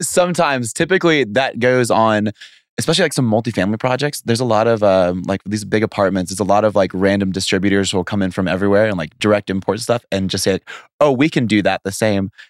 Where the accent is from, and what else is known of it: Atlanta, Georgia, United States; born or raised there; also born or lived in San Diego, California